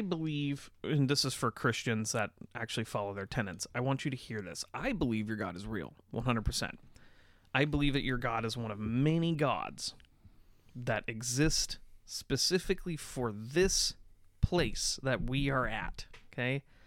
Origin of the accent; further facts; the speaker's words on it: United States; we're American.